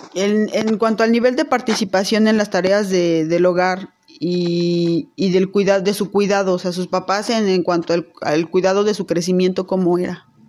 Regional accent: Teziutlán, Puebla, Mexico; now in Puebla, Mexico; yo nací en Teciutlán, Puebla, pero desde hace más de 20 años radico en Puebla.

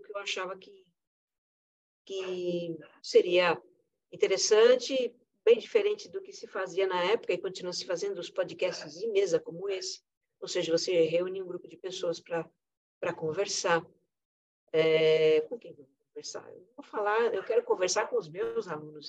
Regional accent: Brazil; eu como brasileira

